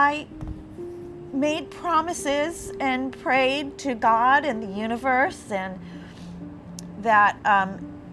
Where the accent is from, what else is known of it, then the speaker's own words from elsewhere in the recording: New York City, New York, United States; moved away as an adult; now in Florida, United States; Growing up in Staten Island, we attended the beaches at the Jersey Shore